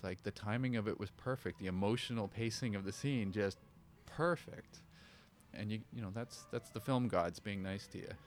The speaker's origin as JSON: {"language": "English", "country": "Canada", "tie": "born or raised there"}